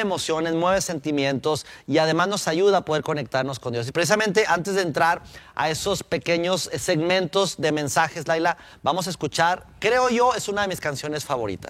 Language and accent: Spanish; Durango, Mexico; now in Mexico City, Mexico; la pasé en mi tierra natal, Durango, con mi familia, mis padres